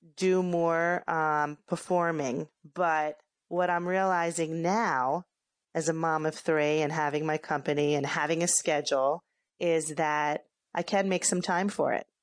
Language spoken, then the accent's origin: English; Philadelphia, Pennsylvania, United States; moved away as an adult; now in Hoboken, United States; I am from Philadelphia originally, and I came to the Hoboken area right after I graduated college